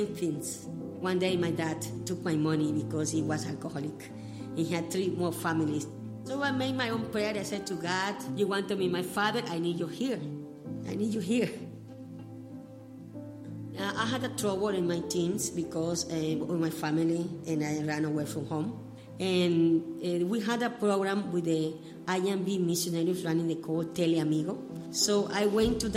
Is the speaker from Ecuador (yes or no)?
yes; Ecuador; English is a second language; moved away as an adult; also born or lived in India